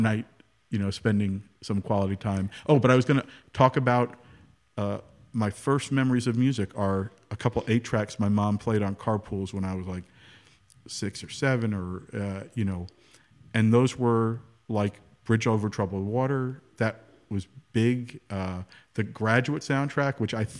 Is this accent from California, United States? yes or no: no; New Jersey, United States; I'm from New Jersey